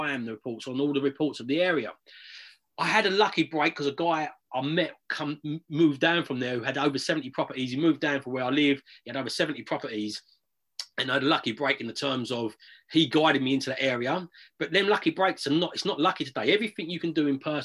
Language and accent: English; United Kingdom; also born or lived in London; I was born in London, but from the age of about six, I grew up in a little village just out on the outskirts